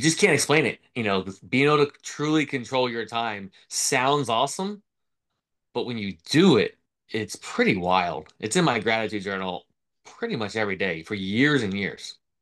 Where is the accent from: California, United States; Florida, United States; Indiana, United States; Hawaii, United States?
Florida, United States; I grew up in Florida.